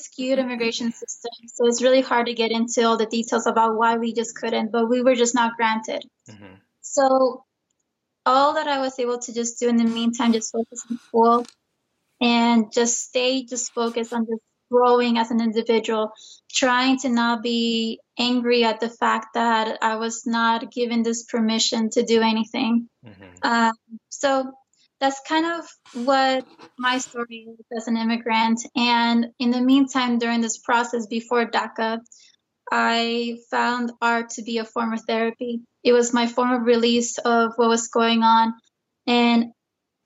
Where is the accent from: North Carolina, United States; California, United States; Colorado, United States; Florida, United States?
California, United States; San Jose; English is a second language; also born or lived in Guadalajara, Jalisco, Mexico; I would definitely say that I grew up in San Jose, and it is a strong Chicano community there.